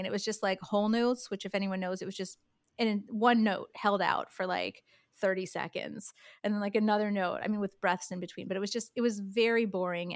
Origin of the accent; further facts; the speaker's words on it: upstate New York, United States; moved away as an adult; also born or lived in Michigan / Manhattan / London; now in Los Angeles, United States; I grew up in a small town in upstate New York